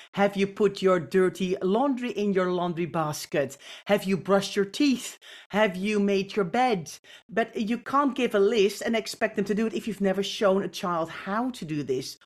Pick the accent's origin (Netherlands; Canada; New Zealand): Netherlands; I, I grew up in the Netherlands